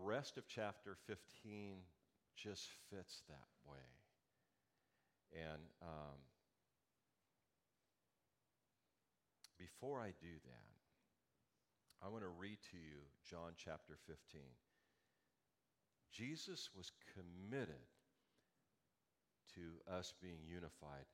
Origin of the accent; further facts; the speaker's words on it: Los Angeles, California, United States; moved away; my hometown in L.A.